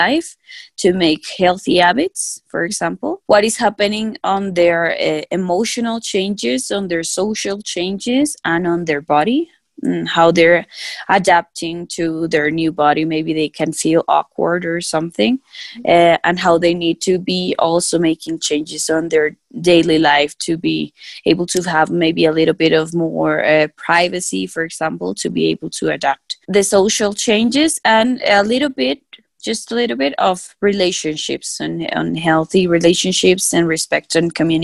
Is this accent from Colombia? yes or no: yes; Colombia; also born or lived in Africa; I'm now in my home country.